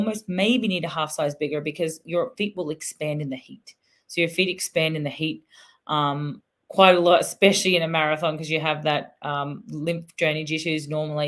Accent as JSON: {"language": "English", "country": "Australia", "said": "I'm Aussie"}